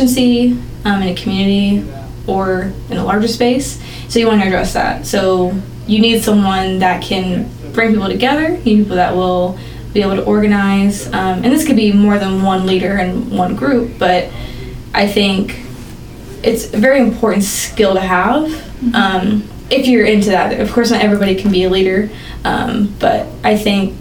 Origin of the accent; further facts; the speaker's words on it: Bentonville, Arkansas, United States; I grew up around the area of Northwest Arkansas my entire life. Graduated from Bentonville High School